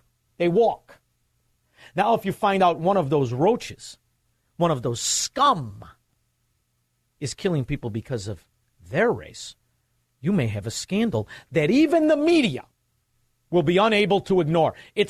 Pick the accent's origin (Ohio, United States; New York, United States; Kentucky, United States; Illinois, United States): Illinois, United States; Melrose Park; born or raised there